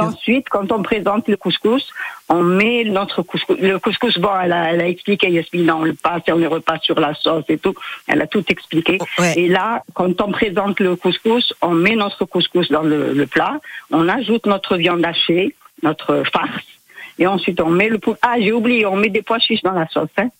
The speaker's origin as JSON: {"language": "French", "town": "Mostaganem", "region": "Mostaganem Province", "country": "Algeria", "moved": "yes", "said": "je suis de Mostaganem, on est juste à côté, on est à 80 km"}